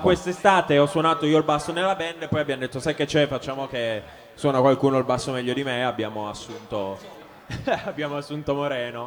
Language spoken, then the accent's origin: Italian; Cuneo, Piedmont, Italy; moved away as an adult; now in Bologna, Italy; io in realtà sono di Cuneo, sono piemontese